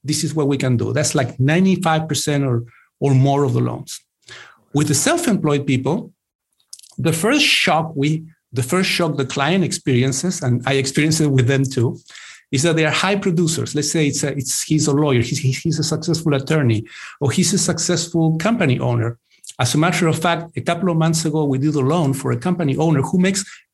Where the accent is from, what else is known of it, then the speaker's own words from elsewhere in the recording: Chile; moved away as an adult; also born or lived in England; now in United States; I grew up in Chile. Then I lived in the UK in England for a few years. And then I moved to the US in the late 90s.